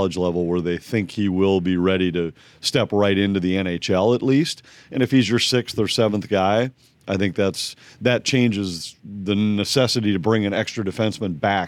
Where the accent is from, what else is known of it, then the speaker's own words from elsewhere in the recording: New Brighton, Minnesota, United States; I was growing up in the New Brighton area, so I was on my way to Irondale High School.